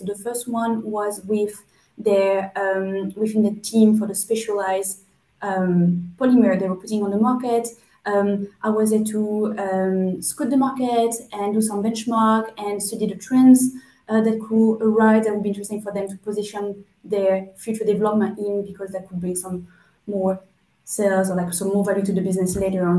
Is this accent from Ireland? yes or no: no; France; moved away as an adult; also born or lived in Germany; now in United Kingdom; I come from France and I study there a uh, master in um, material sciences.